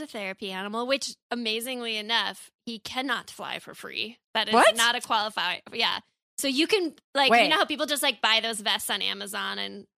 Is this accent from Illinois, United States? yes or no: yes; Libertyville, Illinois, United States; also born or lived in New York; now in Los Angeles, United States; I'm from Chicago.